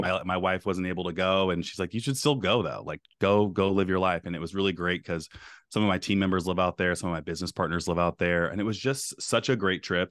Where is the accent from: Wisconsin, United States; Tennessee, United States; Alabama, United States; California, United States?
California, United States; Bay Area; now in Beaverton, Oregon, United States; I'm from the Bay Area.